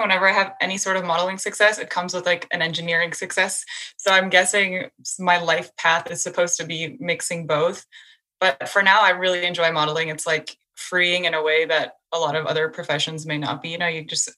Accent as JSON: {"language": "English", "area": "San Francisco Bay Area", "region": "California", "country": "United States", "tie": "born or raised there", "also_born_or_lived": "Canada", "moved": "as an adult", "lives_now": "New York, United States", "said": "I grew up half my life in Canada and then the other half in the San Francisco Bay Area."}